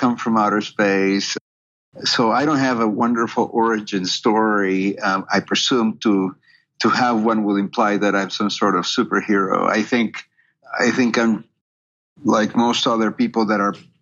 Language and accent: English; Peru; moved away as an adult; also born or lived in Canada; now in United States; I'm originally from Peru, and I went to medical school in Peru.